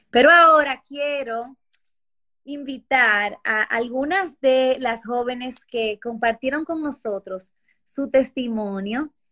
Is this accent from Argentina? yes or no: no; Lima, Peru; Yo soy de Lima, Perú.